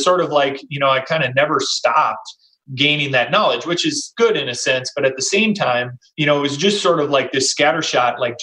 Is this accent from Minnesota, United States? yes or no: yes; Minnesota, United States; I grew up in Minnesota too, much smaller town outside of a metro area